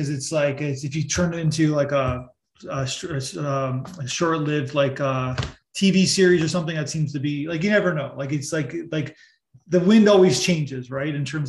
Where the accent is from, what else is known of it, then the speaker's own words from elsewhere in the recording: Niagara Falls, Ontario, Canada; I'm from Niagara Falls region, and you know Paul Bernardo. So I was the same age or a year younger than the victims of Paul Bernardo, of Leslie Mahaffey and Kristen French in Niagara region.